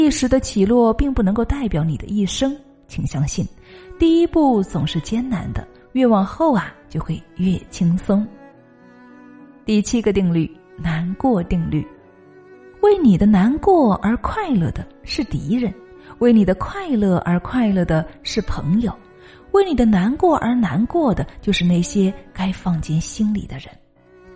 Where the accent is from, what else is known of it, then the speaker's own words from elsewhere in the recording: Hunan, China; accent: Hunan; 我记得那个时候我是刚刚接触的，我是湖南人，口音特别的重，所以啊，我对自己很没有信心。